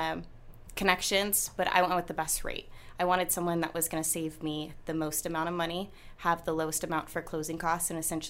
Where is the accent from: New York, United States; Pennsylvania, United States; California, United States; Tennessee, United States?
California, United States; Vacaville; I'm from Vacaville